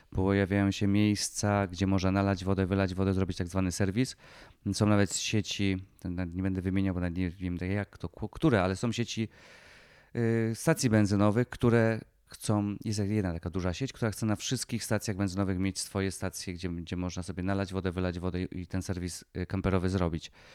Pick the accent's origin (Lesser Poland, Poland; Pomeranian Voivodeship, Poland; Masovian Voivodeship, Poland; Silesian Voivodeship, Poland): Lesser Poland, Poland